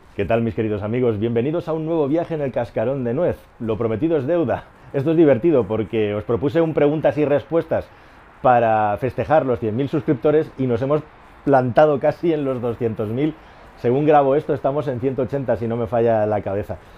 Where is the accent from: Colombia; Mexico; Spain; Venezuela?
Spain; Catalonia; moved away as an adult; also born or lived in Toledo / Madrid; Yo soy una de las pocas, no de las pocas, de las muchas personas privilegiadas de este país que es catalán y vive en Madrid